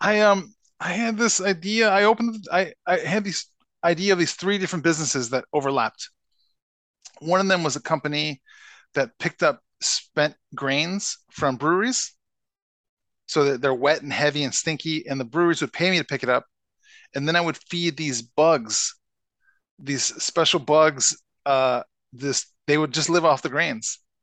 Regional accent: Chicago, Illinois, United States; now in Minnesota, United States; I grew up in Chicago

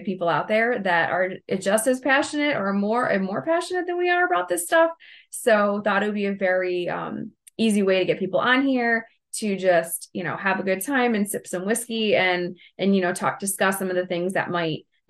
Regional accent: Ohio, United States; we're from Ohio

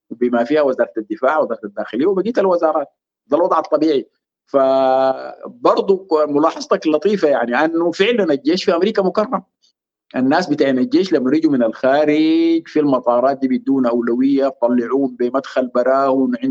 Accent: Sudan; نحن كسودانيين مهمومين ببلدنا نحن عايزين نطلع من سيطره العسكر مره والى الابد

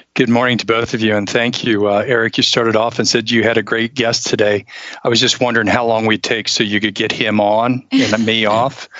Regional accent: Ohio, United States; moved away as an adult; also born or lived in Tacoma, Washington; now in Charleston, United States; grew up in Ohio up until about three years ago

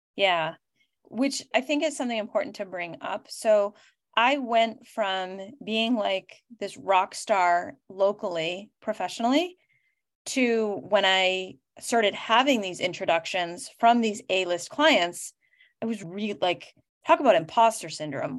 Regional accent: Boston, Massachusetts, United States; I am from Boston

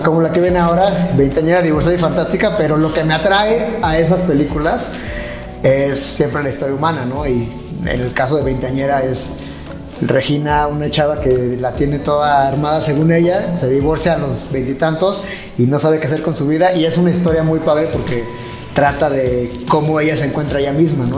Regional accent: Mexico; also born or lived in United States; como latinos, como mexicanos

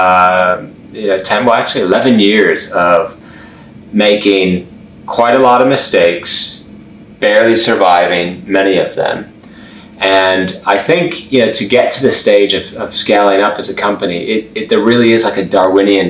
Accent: Chicago, Illinois, United States; moved away as an adult; also born or lived in Oslo, Norway; now in London, United Kingdom; I grew up for the most part in Chicago

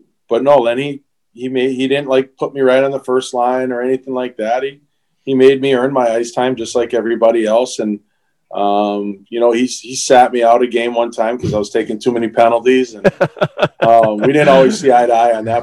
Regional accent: Springfield, Massachusetts, United States; out of, you know, Springfield, Massachusetts.

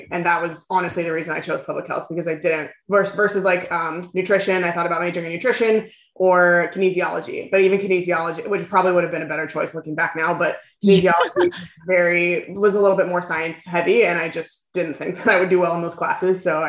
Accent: California, United States; also born or lived in New York; now in Texas, United States; Southern California.

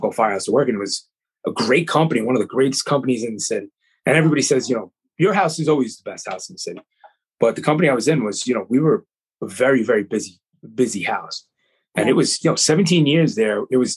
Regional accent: Long Island, New York, United States; also born or lived in Bronx; I'm a Long Island kid.

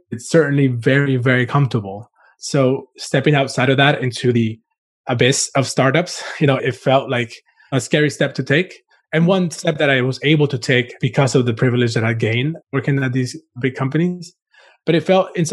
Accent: Costa Rica; also born or lived in Cuba / Florida; now in New York City, United States; I was born in Cuba and grew up in Costa Rica and started my career in design in Florida

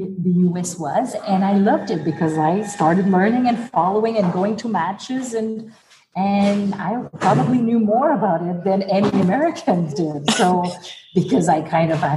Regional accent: Montreal, Quebec, Canada; moved away as an adult; also born or lived in Birmingham, Alabama; being French, being from Montreal, being Canadian, being a woman

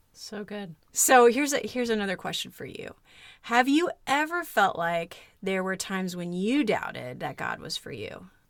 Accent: Kansas, United States; moved away; a kid who spent a lot of time growing up in Kansas

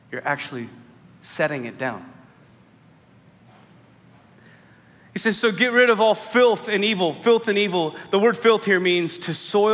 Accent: the Northwest, Pacific Northwest, United States; I grew up in the Northwest. It was always rainy and it was always muddy.

